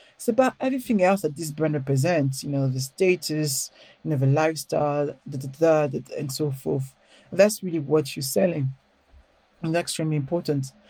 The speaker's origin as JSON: {"language": "English", "town": "Paris", "region": "Île-de-France", "country": "France", "tie": "born or raised there", "accent": "French", "second_language": "English", "moved": "as an adult", "lives_now": "London, United Kingdom", "said": "I grew up in Paris, but I grew up in a ghetto."}